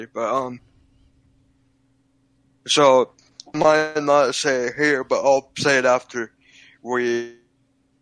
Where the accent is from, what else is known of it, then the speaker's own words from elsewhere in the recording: Utah, United States; I'm from Utah